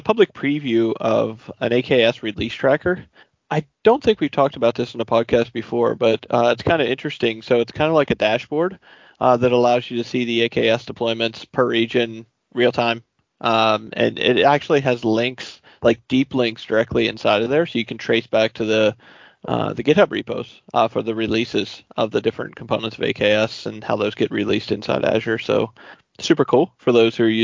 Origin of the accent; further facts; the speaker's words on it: New York, United States; I'm from New York